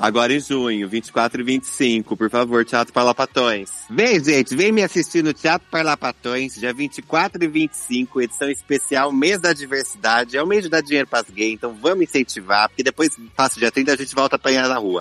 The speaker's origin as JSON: {"language": "Portuguese", "town": "Ribeirão Preto", "region": "São Paulo", "country": "Brazil", "tie": "born or raised there", "also_born_or_lived": "Campinas", "moved": "as an adult", "lives_now": "São Paulo, Brazil", "said": "Eu sou campineiro, mas fui criado em Ribeirão, então me considero ribeirão pretano."}